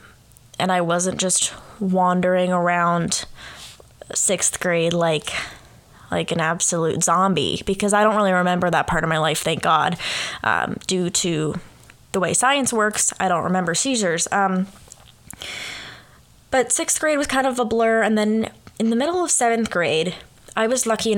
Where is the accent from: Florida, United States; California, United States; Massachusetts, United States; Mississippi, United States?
California, United States; moved away as an adult; now in Oxford, Ohio, United States; I am from California